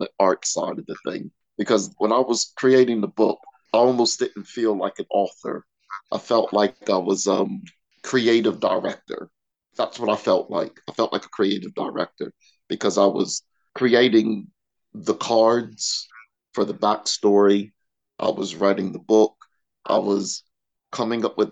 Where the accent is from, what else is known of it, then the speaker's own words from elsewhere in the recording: York, Pennsylvania, United States; moved away as an adult; also born or lived in Pittsburgh, Pennsylvania / Nottingham / Manchester; now in Peterborough, United Kingdom; I was born in Pittsburgh, Pennsylvania. I was raised in York, Pennsylvania.